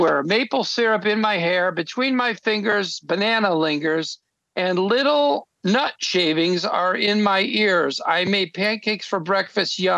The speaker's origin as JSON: {"language": "English", "town": "Naperville", "region": "Illinois", "country": "United States", "tie": "born or raised there", "moved": "yes", "said": "I'm from Naperville, Illinois. Nobody I knew was in the arts, but I did have a neighbor who was a political cartoonist"}